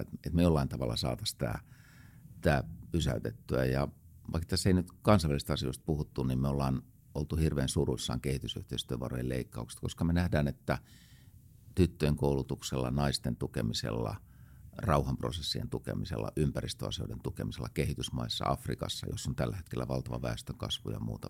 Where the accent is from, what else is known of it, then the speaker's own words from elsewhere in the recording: Helsinki, Uusimaa, Finland; mä olen itse helsinkiläinen